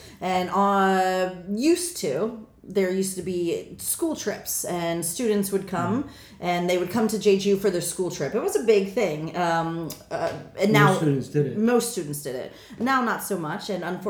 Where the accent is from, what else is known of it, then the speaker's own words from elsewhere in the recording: United States; now in South Korea; I'm also American.